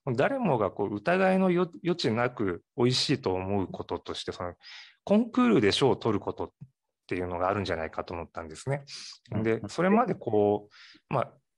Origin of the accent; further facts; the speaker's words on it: Matsuyama, Ehime, Japan; also born or lived in Tokyo; now in Imabari, Japan; 松山、隣の松山市の方で生まれ育ちまして